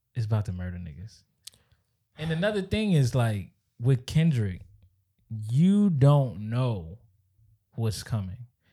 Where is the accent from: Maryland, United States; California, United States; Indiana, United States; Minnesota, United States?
Maryland, United States; PG County, Southern; moved away as an adult; now in Virginia, United States; I grew up in Maryland, but I became a full working, bill-paying man